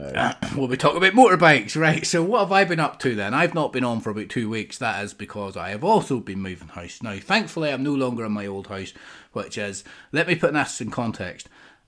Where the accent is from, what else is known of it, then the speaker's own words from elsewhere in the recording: New York, United States; Hey, the bagel. I'm from New York.